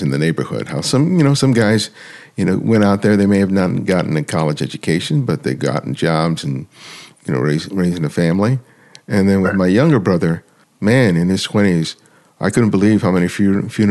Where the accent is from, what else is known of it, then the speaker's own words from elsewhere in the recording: Los Angeles, California, United States; I grew up in South